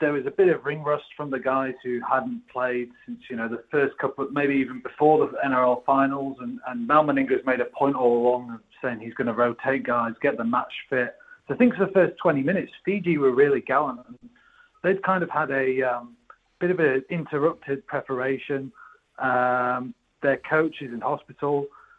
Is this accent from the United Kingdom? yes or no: yes; England, United Kingdom; as an Englishman